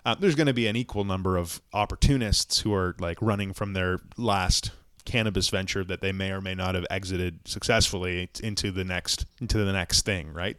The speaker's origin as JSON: {"language": "English", "region": "Ontario", "country": "Canada", "said": "I'm from Ontario"}